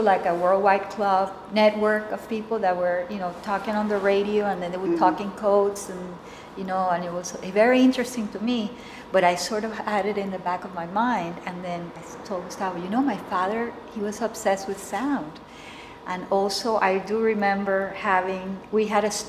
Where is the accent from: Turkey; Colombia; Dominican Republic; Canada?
Colombia; now in United States; I'm from Colombia